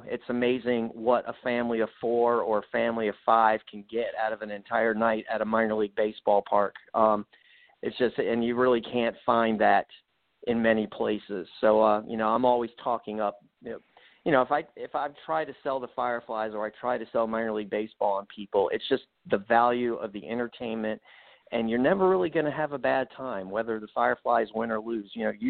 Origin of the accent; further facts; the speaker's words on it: New York, United States; Growing up on Long Island, the Yankees were my team, the Jets.